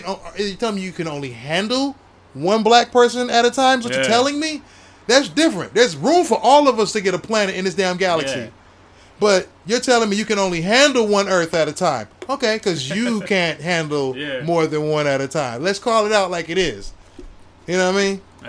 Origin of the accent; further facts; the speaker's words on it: Georgia, United States; also born or lived in Ohio; I'm from Georgia. I'm from Ohio and Georgia.